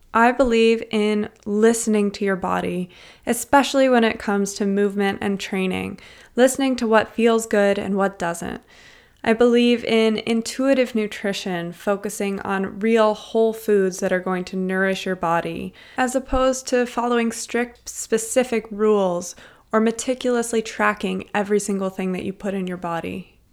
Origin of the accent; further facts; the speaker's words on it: Cincinnati, Ohio, United States; now in Toronto, Canada; I grew up in Cincinnati, Ohio, in a small suburb called Wyoming